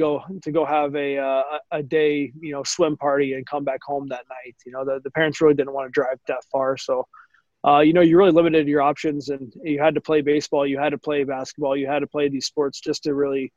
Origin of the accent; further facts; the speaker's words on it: Dallas, Texas, United States; growing up, you know, in Dallas